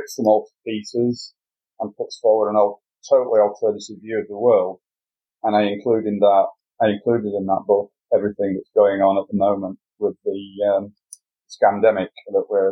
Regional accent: United Kingdom; being a Brit

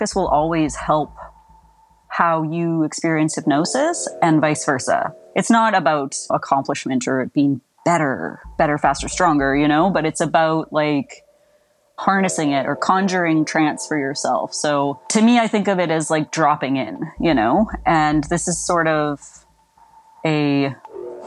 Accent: Saskatchewan, Canada; now in Potton, Canada; as a kid growing up in Saskatchewan

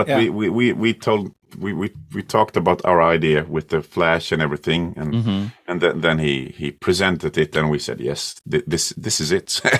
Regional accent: Sweden; English is a second language; also born or lived in Croatia; I came to Sweden when I was 2 years old, and I learned to speak Swedish when I was about seven or eight years old.

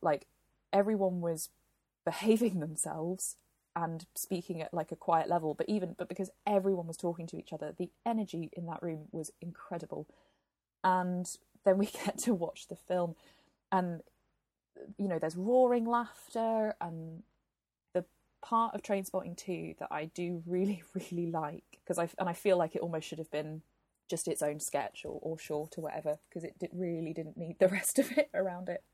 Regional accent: Glasgow, Scotland, United Kingdom; my hometown of Glasgow

